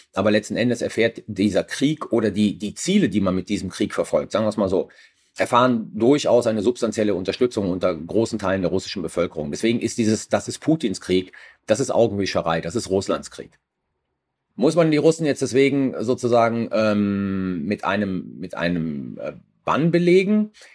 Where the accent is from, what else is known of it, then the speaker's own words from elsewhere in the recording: Germany; wir als Deutsche